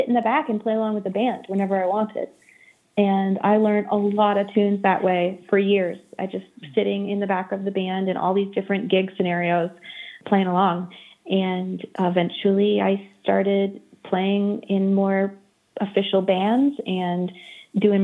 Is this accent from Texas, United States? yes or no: no; Maine, United States; I grew up in Maine